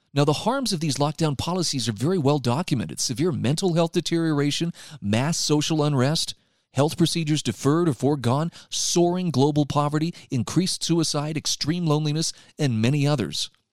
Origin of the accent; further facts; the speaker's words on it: Utah, United States; my home state of Utah